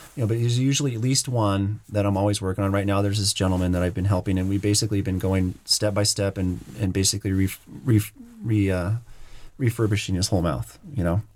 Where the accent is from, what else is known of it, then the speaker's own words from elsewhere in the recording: Bend, Oregon, United States; moved away as an adult; moving back to my hometown of Bend and working here